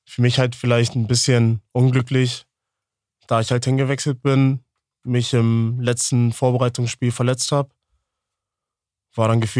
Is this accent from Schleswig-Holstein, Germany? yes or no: no; Hamburg, Germany; born there; auch wieder in die Nähe von, von der Familie, von den Freunden halt, äh, da ich gebürtig aus Hamburg komme.